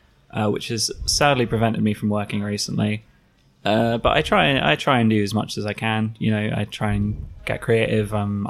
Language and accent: English; London, United Kingdom; also born or lived in Leicester; now in Brighton, United Kingdom; I'm originally from North London. I moved around somewhat. I studied up in Leicester for a while, and I've been living in Brighton for about the last year or so.